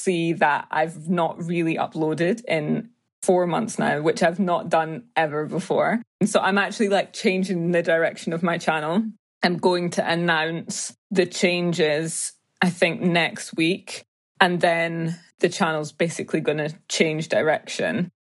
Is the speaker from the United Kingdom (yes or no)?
yes; Edinburgh, Scotland, United Kingdom; also born or lived in Ghana; I was born and raised in Edinburgh in Scotland